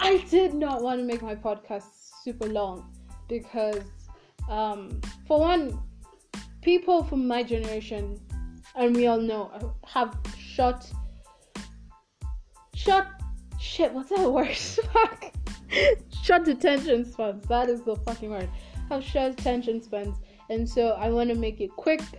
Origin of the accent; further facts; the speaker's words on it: Kenya; I'm African, and specifically I'm from Kenya